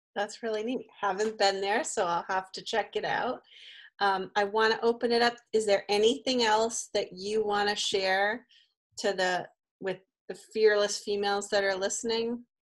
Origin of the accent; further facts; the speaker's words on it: Newton, Massachusetts, United States; also born or lived in Brookline; I'm from the Brookline area. I actually grew up in Newton